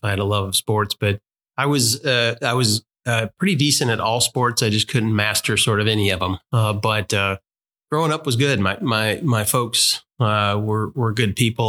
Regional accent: St. Louis, Missouri, United States; moved away; majority of our family and my wife's family uh, is in the St. Louis area.

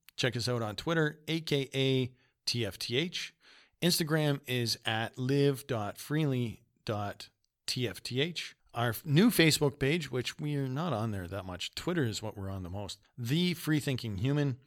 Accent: Canada; also born or lived in Winnipeg, Manitoba; we're young people from Canada.

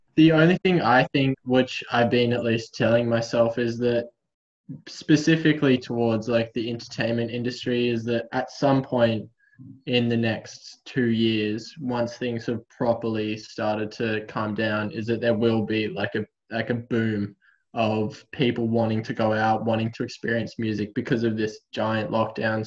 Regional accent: Canberra, Australian Capital Territory, Australia; moved away as an adult; now in Melbourne, Australia; Canberra is it's my hometown

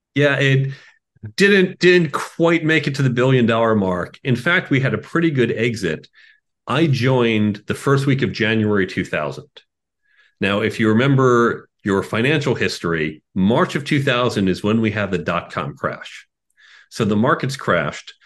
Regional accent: Chicago, Illinois, United States; moved away; I grew up in Chicago

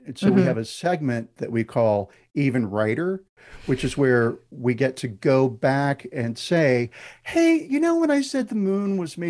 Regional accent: United States; Half of my family is British. My in-laws are Scottish. And one of the things that I notice as an American when I go to Britain

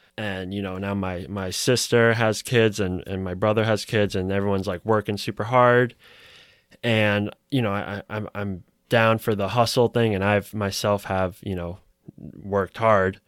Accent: Newton, Massachusetts, United States; I grew up in Newton

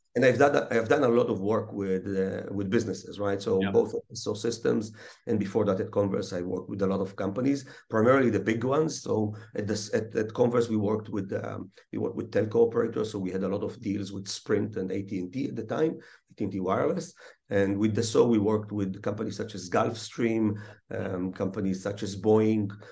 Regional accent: Israel; also born or lived in Russia / Chicago; almost born and raised in Israel

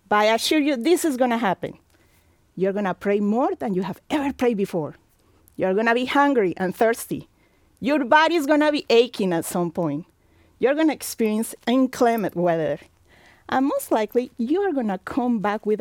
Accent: Colombia; moved away as an adult; also born or lived in Mexico / Virginia / Florida / Tennessee; now in Indiana, United States; I live in Colombia for 20 years, where my family is from, and the last 24 years here in the United States

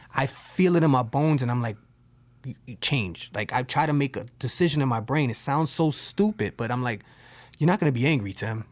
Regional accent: New York, United States; I'm from New York

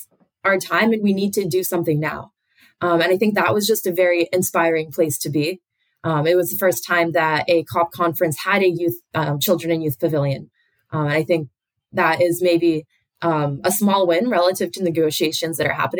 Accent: United States; I grew up in the United States

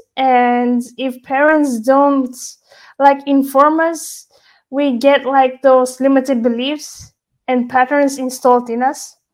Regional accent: Belgium; I was born Belgian. I was surrounded by Belgian people, the culture, the influences, and those values

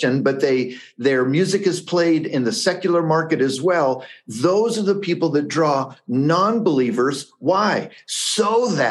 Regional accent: United States; first language English; also born or lived in Brazil; I was born in this country. I'm an English speaker

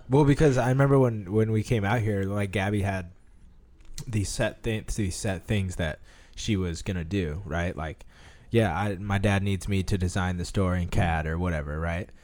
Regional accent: Omaha, Nebraska, United States; also born or lived in Hawaii; I uh, reside and am from Omaha, Nebraska.

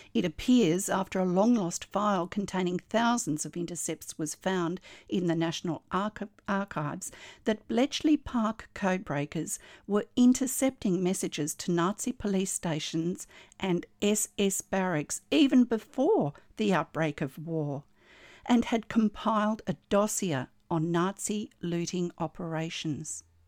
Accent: Australia; I'm an Australian textile artist

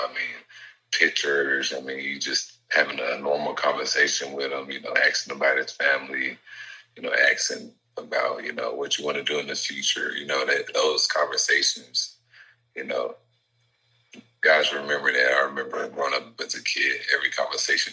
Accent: the South, United States; moved away as an adult; now in Boston, United States; I grew up in the South

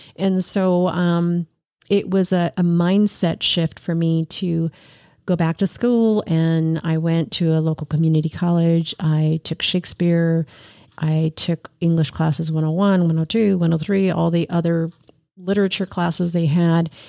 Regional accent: New York City, New York, United States; I was born in New York City

